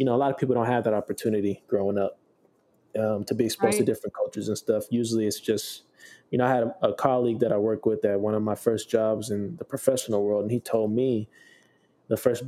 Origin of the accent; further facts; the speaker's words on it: San Diego, California, United States; moved away as an adult; also born or lived in Sacramento / Houston; now in Arizona, United States; growing up in San Diego.